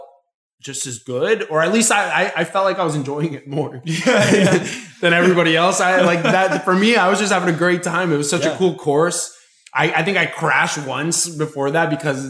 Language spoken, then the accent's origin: English; Florida, United States; I'm from Florida